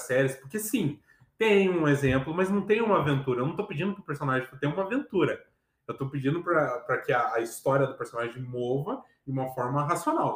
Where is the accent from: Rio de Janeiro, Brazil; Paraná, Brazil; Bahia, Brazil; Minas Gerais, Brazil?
Paraná, Brazil; Curitiba; eu sou curitibano